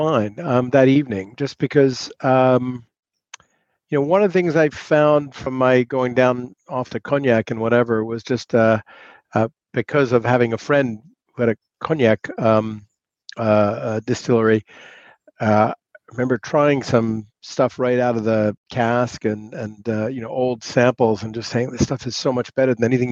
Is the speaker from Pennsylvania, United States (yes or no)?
no; New York City, New York, United States; moved away as an adult; also born or lived in Paris, France; now in England; I'm originally from New York City, grew up in New York City